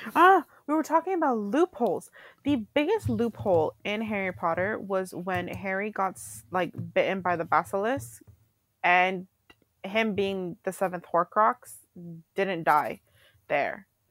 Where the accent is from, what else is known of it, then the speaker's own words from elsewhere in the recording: Canada; I'm Canadian